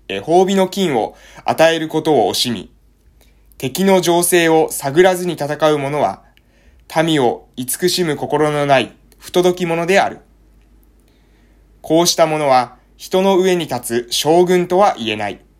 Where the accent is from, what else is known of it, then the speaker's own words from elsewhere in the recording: Amami Ōshima, Kagoshima, Japan; now in Fukuoka, Japan; もう本当に福岡に来て思うんですけどね、あの、私がですね、自分は奄美大島の出身でって言うとですね、